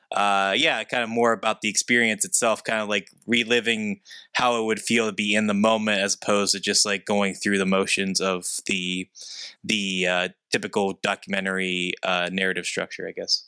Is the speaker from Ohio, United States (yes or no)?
no; hometown where Andy Warhol is buried, Pennsylvania, United States; he's buried in my hometown.